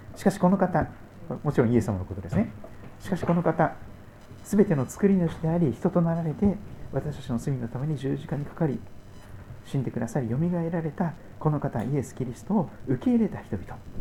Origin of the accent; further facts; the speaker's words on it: Shikoku, Kochi, Japan; 私四国の高知県生まれ